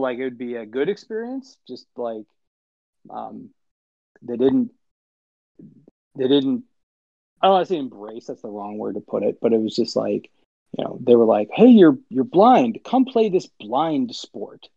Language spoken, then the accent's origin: English; Illinois, United States; I grew up in Illinois, and so there's hockey everywhere, obviously.